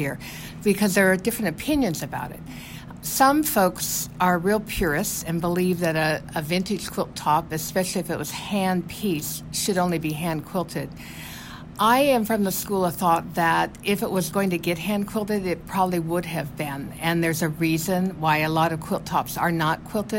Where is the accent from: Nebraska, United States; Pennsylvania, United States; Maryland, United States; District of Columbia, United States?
Nebraska, United States; I grew up in Nebraska, and then I married a Nebraska farmer and raised a little group of kids there in Nebraska on the farm